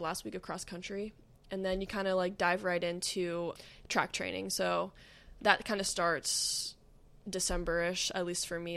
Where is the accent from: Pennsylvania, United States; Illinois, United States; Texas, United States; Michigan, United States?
Pennsylvania, United States; moved away as an adult; now in Akron, United States; I moved away from home, so I grew up in Pennsylvania